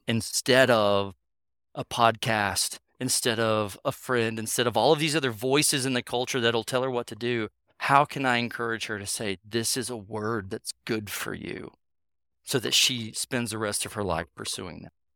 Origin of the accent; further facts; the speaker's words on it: North Carolina, United States; I grew up in North Carolina